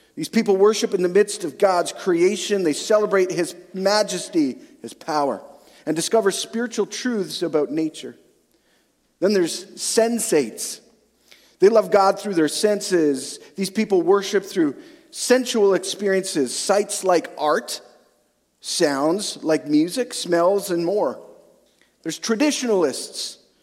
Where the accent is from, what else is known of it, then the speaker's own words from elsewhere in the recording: Western Canada, Canada; also born or lived in central Alberta; now in Eastern/central Canada; I grew up in Western Canada